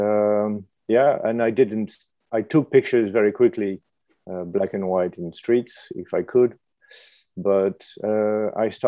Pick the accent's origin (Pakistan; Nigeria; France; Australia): France; Paris, Île-de-France; moved away as an adult; also born or lived in New York / Tokyo / Beijing / Brussels; now in London, United Kingdom; I'm from Paris, so I lived in Paris